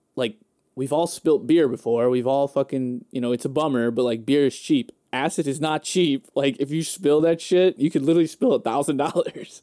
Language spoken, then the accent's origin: English; Hammond, Indiana, United States